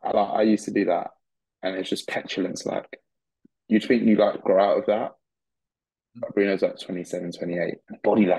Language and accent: English; Australia; We're from Australia, and I'm an idiot.